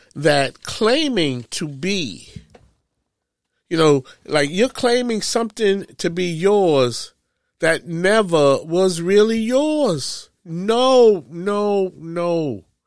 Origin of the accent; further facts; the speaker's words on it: New York, United States; I am from New York